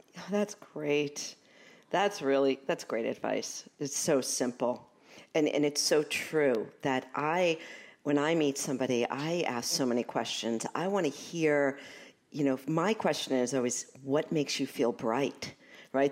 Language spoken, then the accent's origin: English; New York City, New York, United States; accent: Brooklyn; I'm from Brooklyn, you know, so I f, I find sometimes my Brooklyn accent, it comes through